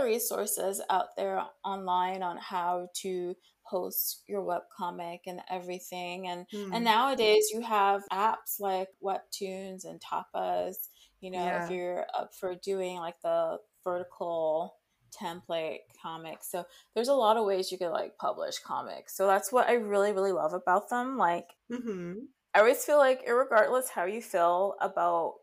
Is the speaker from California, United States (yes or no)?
no; New York City, New York, United States; growing up in New York City and going to public school